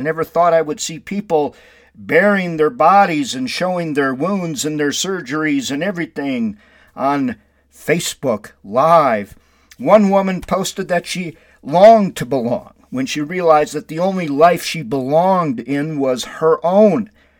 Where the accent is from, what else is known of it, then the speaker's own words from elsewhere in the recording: Windom, Minnesota, United States; It helps me to keep going in my life to remember all the blessings I received growing up in Windom.